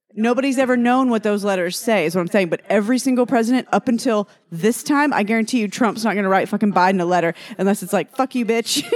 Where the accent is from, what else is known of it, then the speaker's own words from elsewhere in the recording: Texas, United States; moved away as an adult; also born or lived in Louisiana; I graduated high school in Texas